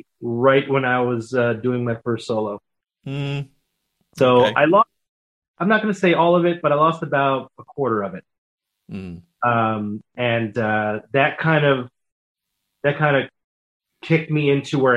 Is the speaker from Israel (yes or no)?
yes; Israel; moved away; I grew up in Israel